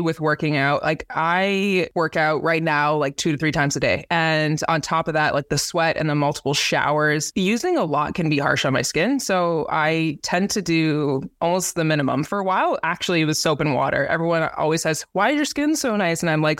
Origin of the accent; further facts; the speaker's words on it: Canada; now in Indianapolis, United States; This is where I kind of like made home base being from Canada.